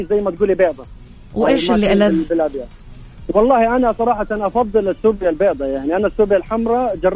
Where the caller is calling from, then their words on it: Mecca, Makkah Province, Saudi Arabia; من مكة